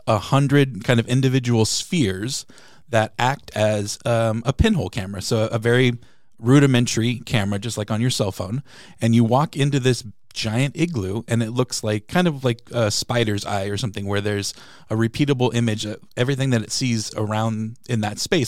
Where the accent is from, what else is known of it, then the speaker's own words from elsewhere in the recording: San Diego, California, United States; moved away as an adult; now in Peoria, United States; I'm from San Diego and I'm a huge Padres fan.